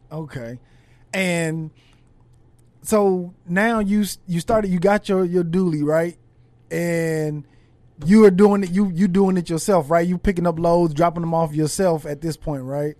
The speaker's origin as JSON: {"language": "English", "town": "Los Angeles", "region": "California", "country": "United States", "said": "I'm from, I'm from California, from L"}